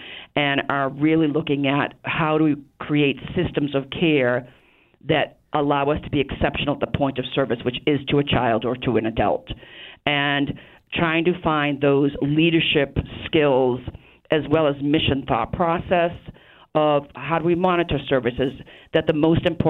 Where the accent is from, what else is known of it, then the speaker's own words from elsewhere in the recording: Rockland, Massachusetts, United States; I grew up in the South Shore. I know the region really well. I grew up in Rockland